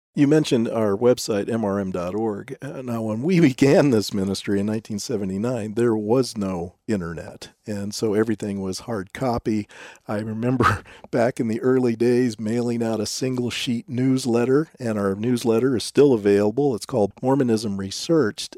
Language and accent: English; Southern California, United States; many of whom I grew up with living in Southern California at the time